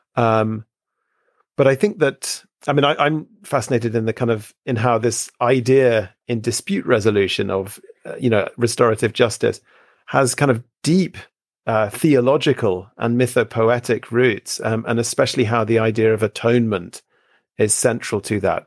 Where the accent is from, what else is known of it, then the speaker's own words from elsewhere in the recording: United Kingdom; I grew up here in Britain